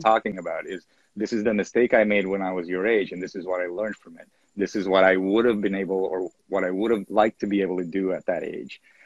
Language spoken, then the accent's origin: English; Venezuela; I was born in Venezuela, 1977